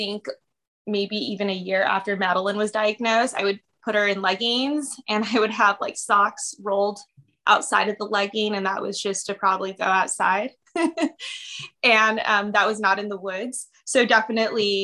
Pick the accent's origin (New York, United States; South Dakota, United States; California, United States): California, United States; Los Angeles; I grew up in Los Angeles, California. I've been here my whole life